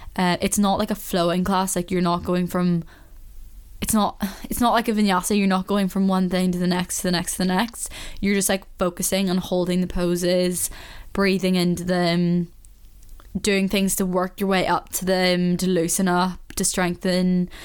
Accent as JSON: {"language": "English", "town": "Belfast", "region": "Northern Ireland", "country": "United Kingdom", "said": "I can understand why someone wouldn't understand me when I'm speaking to someone else from Belfast because you know yourself, like, you do go a bit more into your accent."}